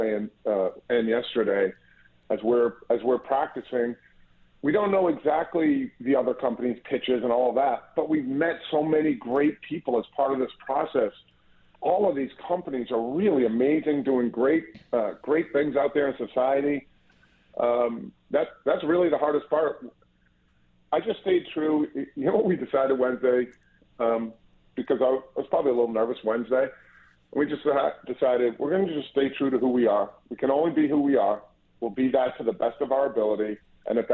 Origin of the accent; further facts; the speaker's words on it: Boston, Massachusetts, United States; I'm from Boston, born and raised.